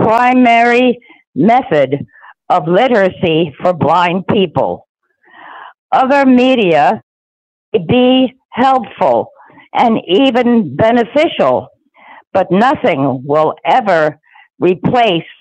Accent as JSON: {"language": "English", "town": "New York City", "region": "New York", "country": "United States", "tie": "born or raised there", "said": "I was born in Brooklyn, New York, and in 1940. And I went to a residential school in the Bronx."}